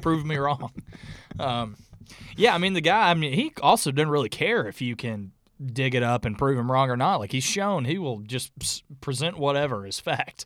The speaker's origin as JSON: {"language": "English", "region": "North Alabama", "country": "United States", "tie": "born or raised there", "said": "the area we grew up in North Alabama"}